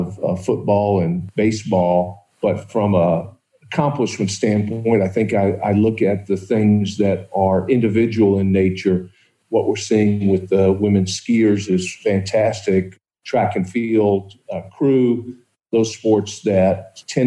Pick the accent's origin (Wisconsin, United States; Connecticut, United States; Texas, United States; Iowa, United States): Texas, United States; Dallas; moved away as an adult; also born or lived in Columbia, South Carolina; now in Atlanta, United States; I grew up in Dallas, went to Yale, came back to Dallas, and then ended up moving to Columbia, South Carolina, got married